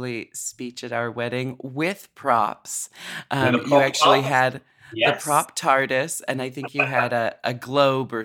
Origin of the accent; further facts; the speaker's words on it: United States; moved away as an adult; now in United Kingdom; as an American, growing up with, you know, only really learning about the UK through American history